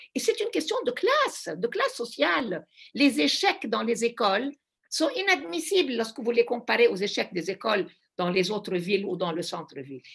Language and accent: French; Lebanon; also born or lived in Brussels; je suis du Liban